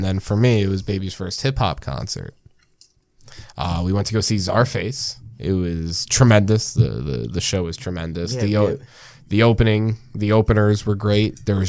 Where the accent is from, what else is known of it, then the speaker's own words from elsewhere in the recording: New Jersey, United States; we're from Jersey, so fuck out of here.